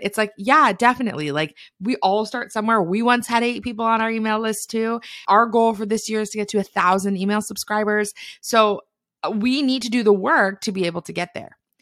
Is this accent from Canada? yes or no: yes; Canada; I'm a Canadian